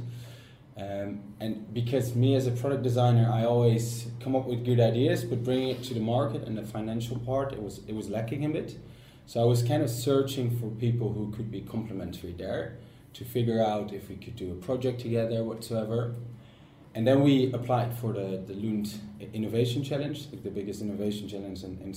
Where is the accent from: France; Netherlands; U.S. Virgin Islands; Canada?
Netherlands; moved away as an adult; now in Sweden; I'm from the Netherlands, 25 years old, and I came to Sweden to start my master's